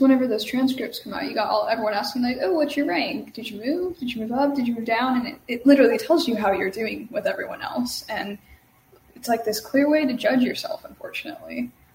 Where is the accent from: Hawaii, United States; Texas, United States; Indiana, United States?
Texas, United States; Dallas-Fort Worth Metroplex; I'm from the DFW Metroplex in Texas